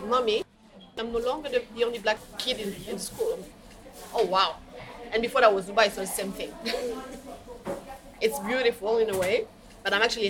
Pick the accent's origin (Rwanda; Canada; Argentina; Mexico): Rwanda; also born or lived in Kinshasa; I'm originally from Rwanda. I'm actually Rwandan.